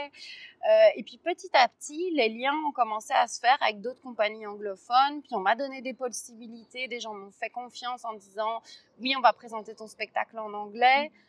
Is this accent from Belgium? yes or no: yes; Belgium; je suis pas, suis pas français, je viens de Belgique.